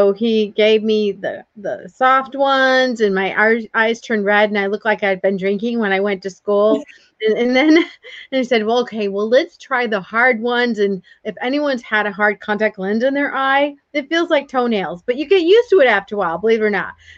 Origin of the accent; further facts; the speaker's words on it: Port Huron, Michigan, United States; moved away; also born or lived in Georgia; I grew up in Michigan in the United States in a small town, Port Huron.